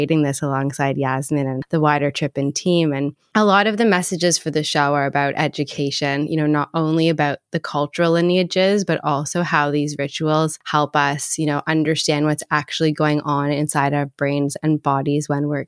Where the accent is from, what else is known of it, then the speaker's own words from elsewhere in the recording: Toronto, Ontario, Canada; moved away as an adult; now in London, United Kingdom; I'm originally from Toronto and I moved to London like 9 years ago now